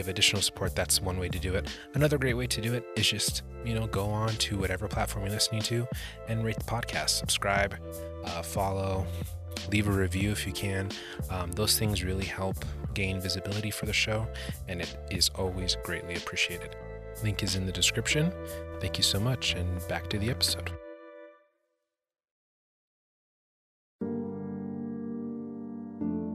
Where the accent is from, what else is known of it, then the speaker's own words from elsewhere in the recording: New Mexico, United States; I'm from New Mexico